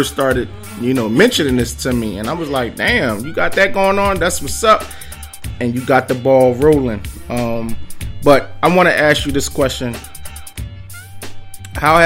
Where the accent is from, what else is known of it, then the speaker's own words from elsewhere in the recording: Philadelphia, Pennsylvania, United States; I represent West Philly